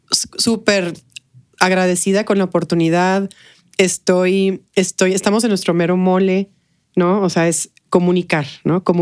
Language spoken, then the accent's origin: Spanish; El Paso, Texas, United States; also born or lived in Mexico City, Mexico / McAllen, United States / Brownsville, United States; nací en la Ciudad de México, eh, al año nos fuimos a vivir a McAllen, de McAllen a Brownsville y luego del Brownsville al Paso.